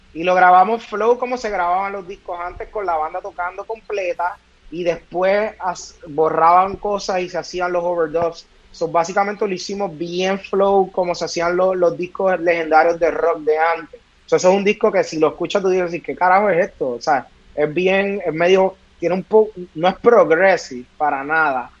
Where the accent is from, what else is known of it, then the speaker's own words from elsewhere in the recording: Caguas, Puerto Rico; yo vengo de Cagua